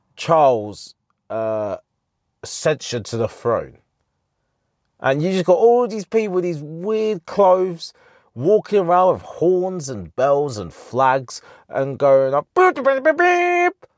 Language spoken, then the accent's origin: English; Harlow, East of England, United Kingdom; the M P in our town, in my hometown